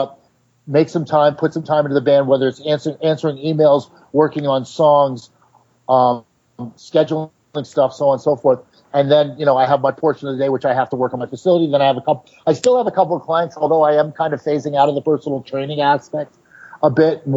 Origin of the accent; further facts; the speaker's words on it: New York, United States; I grew up in the East Village